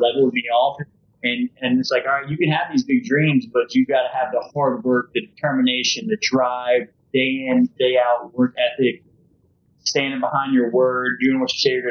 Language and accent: English; Baton Rouge, Louisiana, United States; moved away as an adult; also born or lived in Oxford, Mississippi; now in Tampa, United States; born and raised in Louisiana